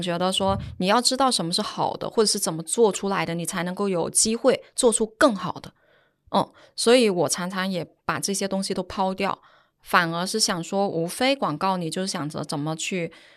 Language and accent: Chinese; Guangdong, China; now in Shanghai, China; 我是广东人